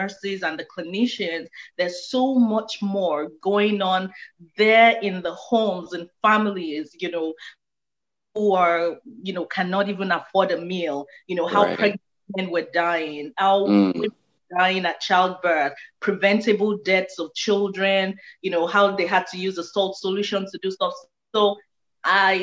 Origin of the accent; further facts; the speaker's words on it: Nigeria; moved away as an adult; now in Houston, United States; I was born and raised in Nigeria